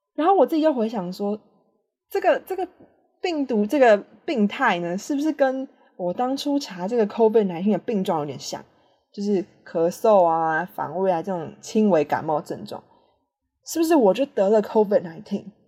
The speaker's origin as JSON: {"language": "Chinese", "country": "Taiwan", "moved": "yes", "said": "对我们台湾人来说"}